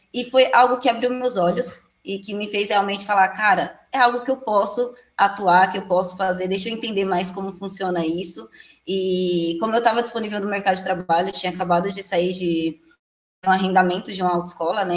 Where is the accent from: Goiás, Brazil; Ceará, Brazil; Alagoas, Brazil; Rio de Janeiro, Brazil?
Alagoas, Brazil; now in Jandira, Brazil; sou de Alagoas, atualmente moro em Jandira, São Paulo